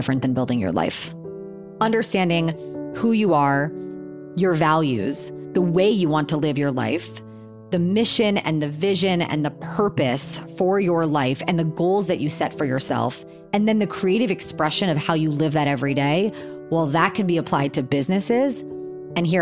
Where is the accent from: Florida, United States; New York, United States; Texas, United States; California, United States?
Florida, United States; Miami; I'm 35 years old. I'm from Miami, Florida.